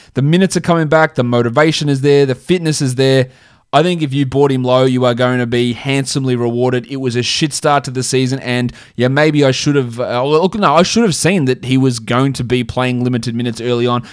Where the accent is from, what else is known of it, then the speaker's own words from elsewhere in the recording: Australia; That's just how we say it in Australia